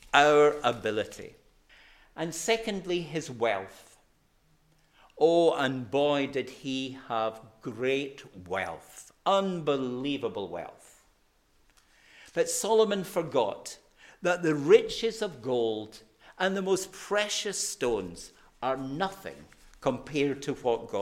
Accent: Glasgow, Scotland, United Kingdom; I'm a Glaswegian

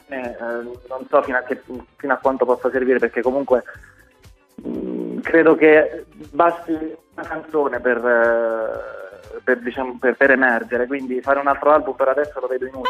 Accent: Rocca San Giovanni, Abruzzo, Italy; also born or lived in Lanciano; io sono, sono, abruzzese, sono di Lanciano, però io sono cresciuto nei primi anni a Rocca San Giovanni, che è un paese vicino

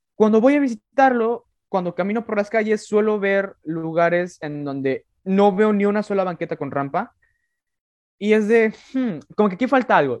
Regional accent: Mexico; el español castellano que hablamos en México

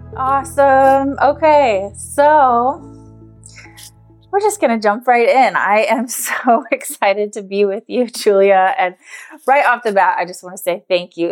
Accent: Scottsdale, Arizona, United States; moved away; we're both from Scottsdale, Arizona

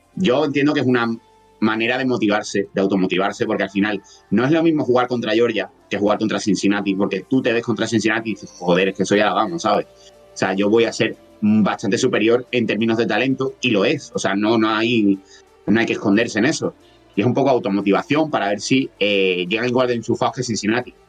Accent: Andalusia, Spain; accent: Andalusian

